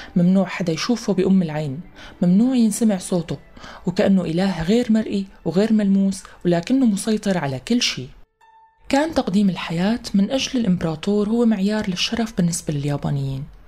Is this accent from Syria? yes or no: yes; Syria; نحن كسوريين